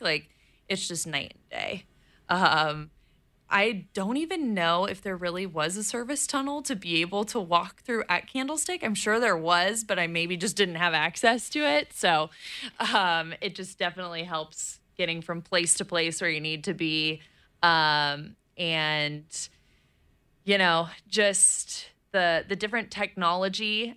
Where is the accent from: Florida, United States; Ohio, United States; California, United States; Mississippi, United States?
California, United States; East Bay; my parents live in the East Bay, and that's where I grew up